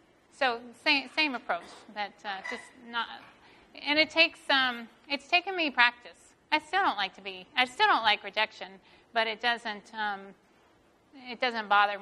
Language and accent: English; the South, United States; I think growing up in the South, and like my parents were farmers